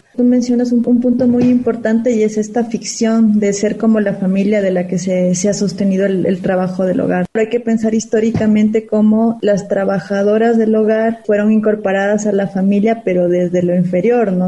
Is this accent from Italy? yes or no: no; Ecuador; moved away; yo soy de, de Ecuador